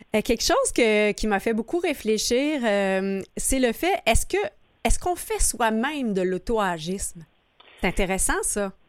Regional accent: Quebec, Canada; en tant que Québécois

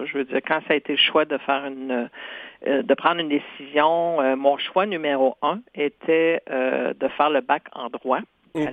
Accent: Senneterre, Quebec, Canada; first language Cree; French is a second language; je suis né à Santerre et j'ai fait mes études primaires, secondaires à Sainte-Terre.

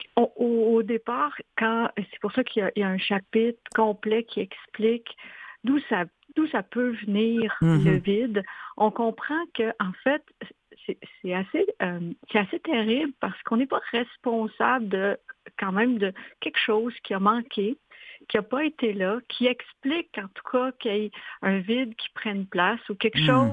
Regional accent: Quebec, Canada; moved away as an adult; also born or lived in Montreal, Canada; now in Switzerland; je suis québécoise

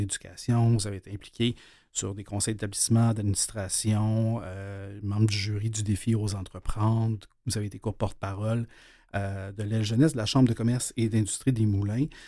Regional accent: L'Épiphanie, Quebec, Canada; j'ai grandi dans la Naudière, à l'Épiphanie.

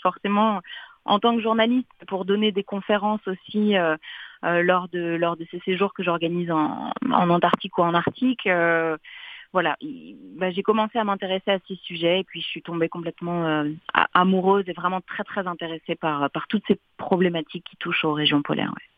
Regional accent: Paris, Île-de-France, France; also born or lived in Montreal, Canada; je suis née à Paris, euh, en France

